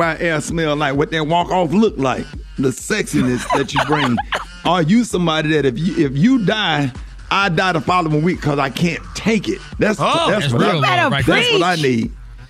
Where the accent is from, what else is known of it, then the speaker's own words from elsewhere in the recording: Birmingham, Alabama, United States; you know I'm from Birmingham, Alabama